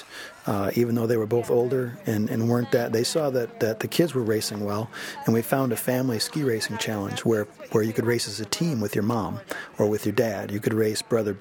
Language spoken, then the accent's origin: English; Michigan, United States; moved away as an adult; now in Yosemite area, California, United States; I grew up racing in Michigan with my brothers and my family, and coached back there when I was in college